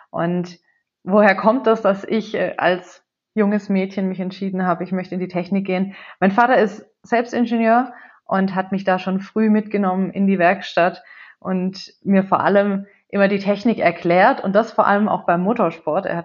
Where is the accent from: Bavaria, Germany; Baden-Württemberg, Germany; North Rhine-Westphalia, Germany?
Baden-Württemberg, Germany; Wo komme ich her? Ähm, wenn wir ganz vorne anfangen, ich bin aufgewachsen in einem kleinen Dorf bei Heilbronn